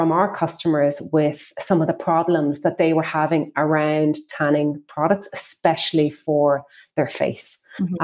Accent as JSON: {"language": "English", "country": "Ireland", "said": "we're an Irish brand, and in Ireland, we are famous for self-tanning products"}